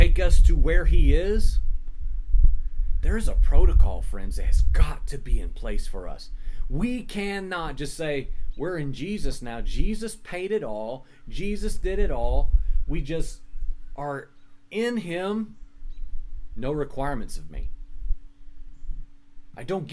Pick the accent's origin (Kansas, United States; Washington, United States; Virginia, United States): Virginia, United States; accent: Virginian American; my Virginian American accent